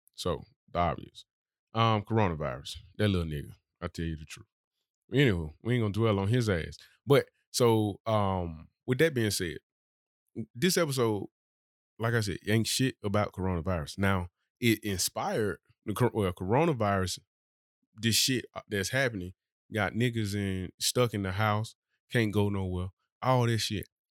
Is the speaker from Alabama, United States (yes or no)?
yes; Birmingham, Alabama, United States; I'm really from Birmingham. I didn't move here.